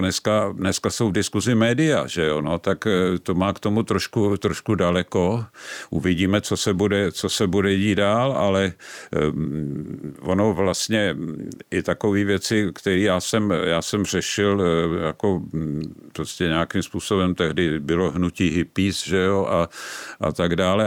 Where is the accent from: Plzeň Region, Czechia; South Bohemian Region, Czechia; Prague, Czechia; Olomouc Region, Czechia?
Prague, Czechia; vyrůstal jsem v Praze, vyrůstal jsem na Žižkově